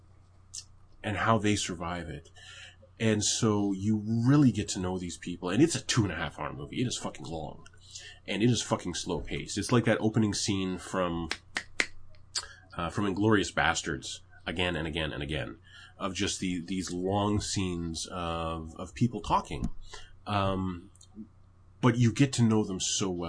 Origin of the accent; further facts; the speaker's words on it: Canada; I'm Canadian.